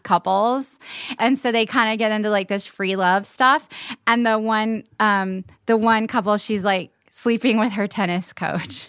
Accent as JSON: {"language": "English", "town": "Charleston", "region": "South Carolina", "country": "United States", "tie": "born or raised there", "said": "growing up in Charleston"}